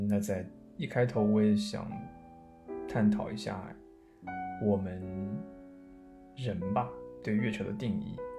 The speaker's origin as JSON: {"language": "Chinese", "country": "China", "moved": "yes", "lives_now": "Tokyo, Japan", "said": "我们中国人"}